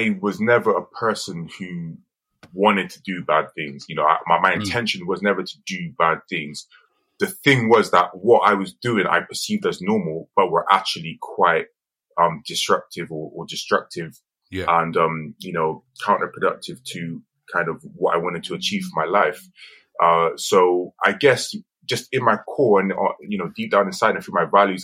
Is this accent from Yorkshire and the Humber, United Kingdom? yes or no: no; Bristol, South West England, United Kingdom; growing up in Barton Hill